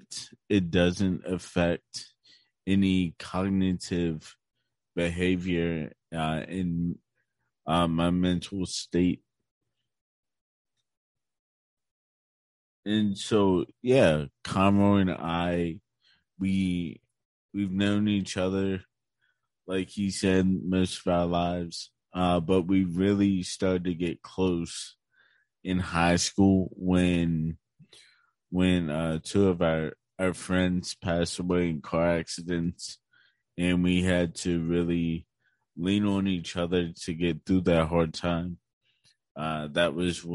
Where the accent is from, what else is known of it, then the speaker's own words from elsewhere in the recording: Chambersburg, Pennsylvania, United States; also born or lived in Shippensburg, Pennsylvania; I also grew up in Chambersburg, Pennsylvania